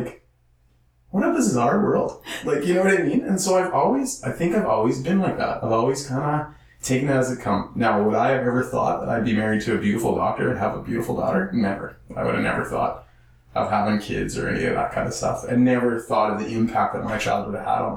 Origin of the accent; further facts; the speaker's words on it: Saskatchewan, Canada; moved away; I'm from Saskatchewan